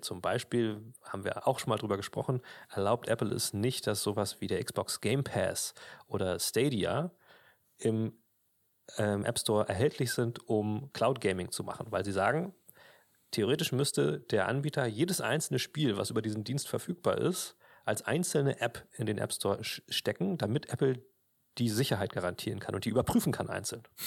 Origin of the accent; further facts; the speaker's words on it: Germany; bei uns in Deutschland